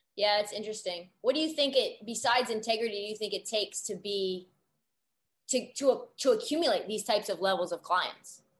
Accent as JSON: {"language": "English", "town": "Portland", "region": "Oregon", "country": "United States", "tie": "born or raised there", "moved": "as an adult", "lives_now": "Los Angeles, United States", "said": "I grew up in Portland, went to Oregon, and then bunch of lacrosse kids actually at Oregon, and then moved to LA to get into media."}